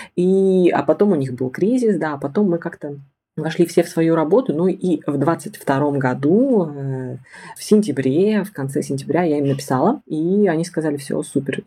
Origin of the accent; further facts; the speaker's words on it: Siberia, Russia; also born or lived in Tomsk; Я из Сибири окончила Томский государственный педагогический университет